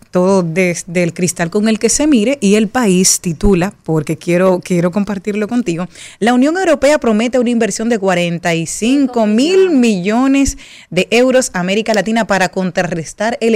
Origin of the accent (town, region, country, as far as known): Dominican Republic